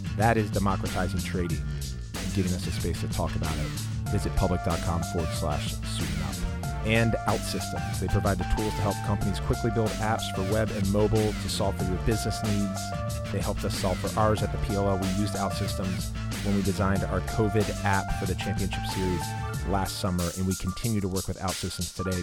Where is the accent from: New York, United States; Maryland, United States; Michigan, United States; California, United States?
Maryland, United States; now in Los Angeles, United States; growing up in Maryland, as I was an hour and a half or so away from Baltimore